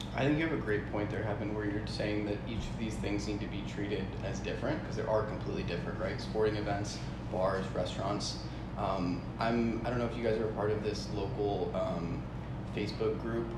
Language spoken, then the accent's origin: English; a town outside of Seattle, Washington, United States; moved away as an adult; also born or lived in Southern California; now in Austin, United States; I grew up, spent most of my life in a town outside of Seattle